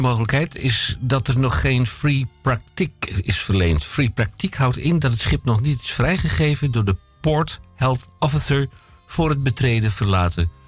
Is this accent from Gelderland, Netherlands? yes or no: no; Amsterdam, North Holland, Netherlands; Ik ben Amsterdammer